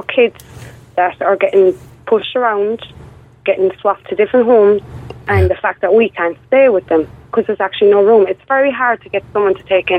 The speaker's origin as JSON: {"language": "English", "town": "Limerick", "region": "Munster", "country": "Ireland", "said": "I'm from Limerick myself"}